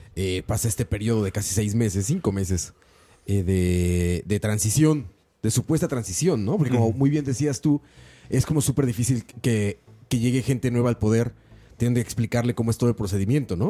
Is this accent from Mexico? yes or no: yes; Mexico; a mí como mexicano